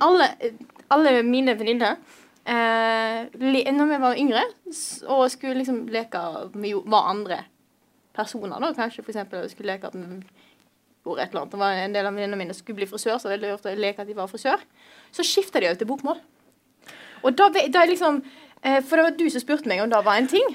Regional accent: Vestland, Norway; also born or lived in Stord; jeg kom fra Vestland, Vestland og bor i verdens største nynorsk kommune Stord

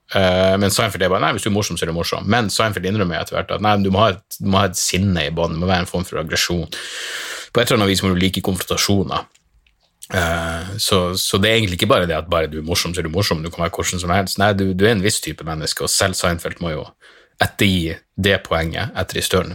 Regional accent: Narvik, Nordland, Norway; hjembyen min i Narvik

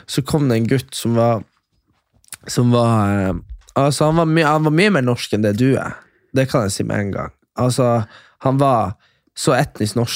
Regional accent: Kjøpsvik, Nordland, Norway; Det er der vi er fra.

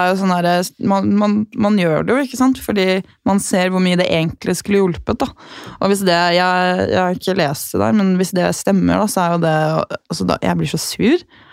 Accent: Gol, Buskerud, Norway; moved away; hjemme på Gol

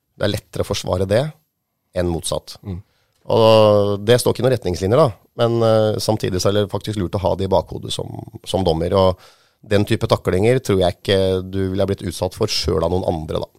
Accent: Hamar, Innlandet, Norway; jeg vokste jo opp på Hamar i Solhellinga

